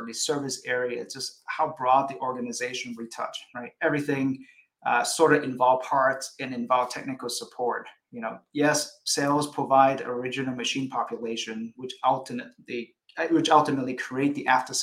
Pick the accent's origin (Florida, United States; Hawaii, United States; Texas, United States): Hawaii, United States; moved away; also born or lived in Illinois / Seattle / Singapore / Chicago; I was born in Hawaii